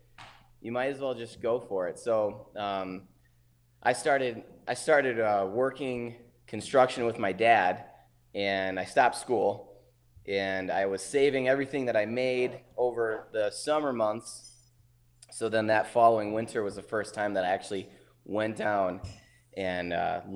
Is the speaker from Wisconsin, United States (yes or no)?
yes; Wisconsin, United States; I grew up up here in Wisconsin, water skiing, barefooting